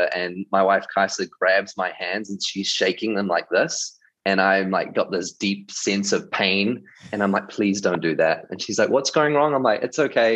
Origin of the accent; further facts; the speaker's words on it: New Zealand; moved away; grew up in New Zealand, and I was in youth leadership for about 8 years.